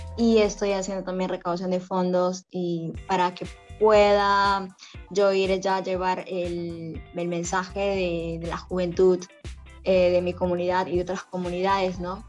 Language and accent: Spanish; Camisea, Cusco, Peru; yo soy de Camisea